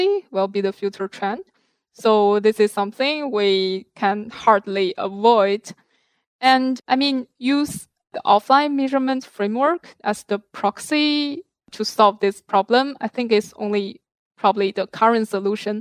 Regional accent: China; moved away; In China, I was originally from China

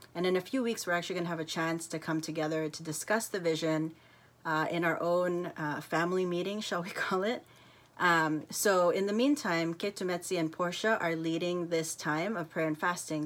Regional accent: United States; accent: American; moved away; also born or lived in South Africa; it's America, um, which is where I'm from, as you can tell by the accent

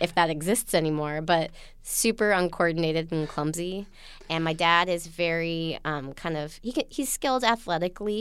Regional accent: Utah, United States; born or raised there; now in New York City, United States

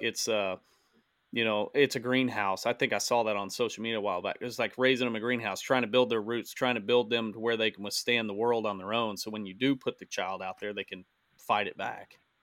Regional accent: Southern Missouri, United States; in Missouri. Um, just because it's my home state

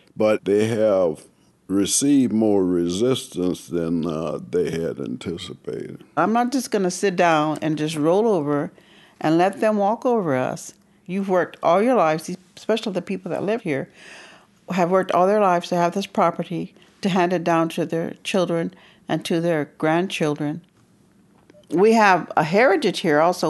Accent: California, United States; moved away as an adult; now in Buckingham, United States; I'm originally from California, and I came here with my husband back in 2003

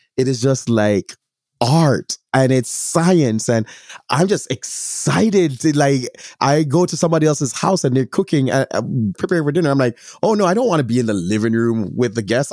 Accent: Jamaica; As a Jamaican, I have a greater responsibility specifically to my Jamaican community

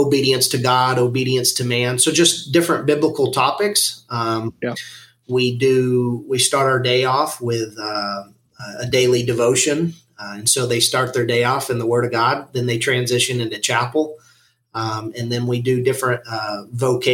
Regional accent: Western Colorado, United States; I grew up in Western Colorado

